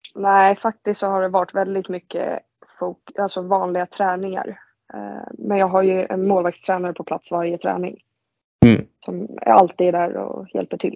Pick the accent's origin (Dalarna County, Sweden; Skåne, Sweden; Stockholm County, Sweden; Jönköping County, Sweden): Stockholm County, Sweden; Vendelsö; also born or lived in Nacka; jag spelade ju en säsong där när jag var liten i Vändelsö